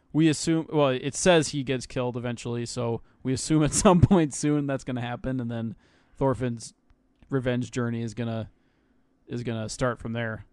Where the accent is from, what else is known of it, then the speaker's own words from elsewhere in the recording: United States; I'm American